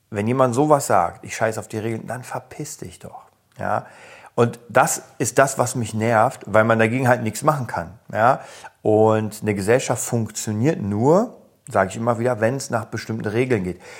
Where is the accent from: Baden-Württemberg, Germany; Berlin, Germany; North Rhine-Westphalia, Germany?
Berlin, Germany; ich komme aus Kreuzberg und ich weiß, wie es damals war.